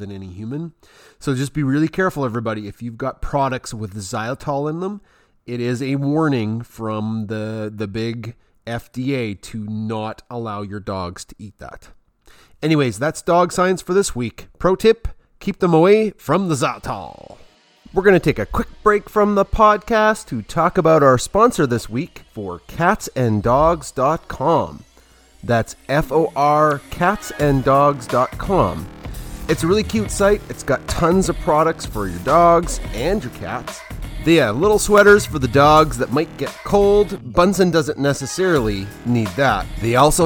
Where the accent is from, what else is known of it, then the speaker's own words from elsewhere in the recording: Canada; also born or lived in Alberta; I'm from Canada